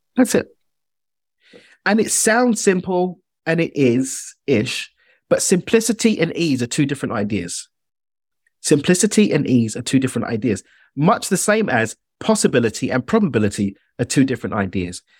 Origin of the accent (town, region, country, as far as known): United Kingdom; accent: British